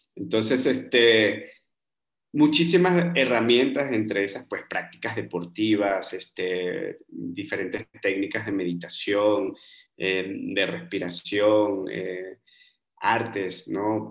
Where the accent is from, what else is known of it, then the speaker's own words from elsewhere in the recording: Margarita Island, Nueva Esparta, Venezuela; moved away as an adult; also born or lived in Bogotá, Colombia / Germany / Peru; now in Mexico City, Mexico; yo crecí en una isla en Venezuela, en la isla de Margarita